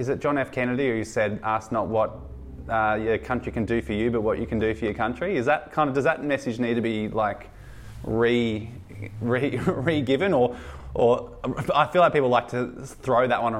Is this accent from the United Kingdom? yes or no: no; Australia; Us three, imagine being three white Australian men.